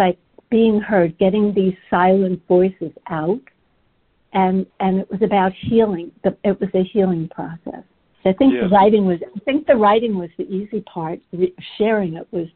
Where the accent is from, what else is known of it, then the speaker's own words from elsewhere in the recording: England, United Kingdom; I was born in England during the Blitzkrieg